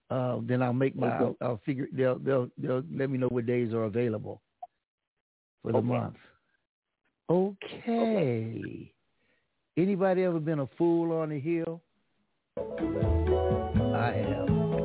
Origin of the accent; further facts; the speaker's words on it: Los Angeles, California, United States; Hey, I'm Los Angeles